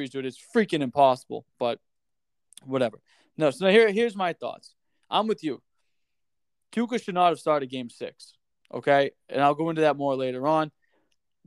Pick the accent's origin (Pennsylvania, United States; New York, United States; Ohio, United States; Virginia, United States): Pennsylvania, United States; Philadelphia; accent: Philly; moved away; I like to say water as like a Philly thing